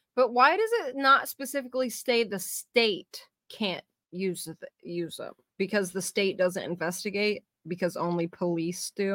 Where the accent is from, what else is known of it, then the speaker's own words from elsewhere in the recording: California, United States; also born or lived in San Diego; I'm from California too